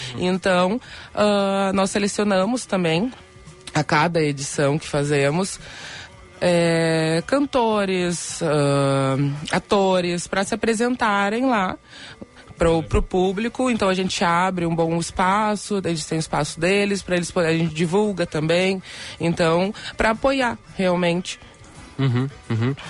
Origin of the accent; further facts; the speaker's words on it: Rio Grande do Sul, Brazil; desde pequena, como gaúcha, eu já ia para a escola como prenda